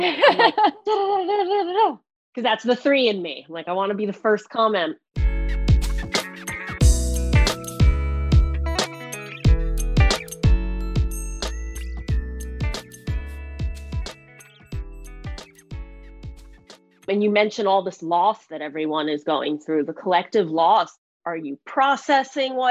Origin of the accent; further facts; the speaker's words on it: New Jersey, United States; moved away; I'm originally from New Jersey, so I'm a little bit of an interrupter.